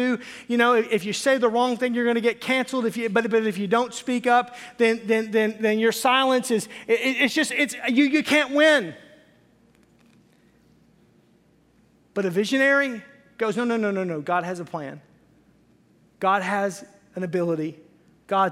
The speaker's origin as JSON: {"language": "English", "region": "Arkansas", "country": "United States", "tie": "born or raised there", "said": "I was raised in Arkansas"}